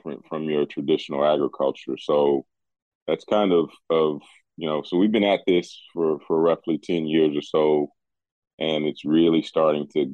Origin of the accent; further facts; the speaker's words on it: West Virginia, United States; moved away as an adult; also born or lived in Colorado; I'm from West Virginia, left here many years ago, joining the military.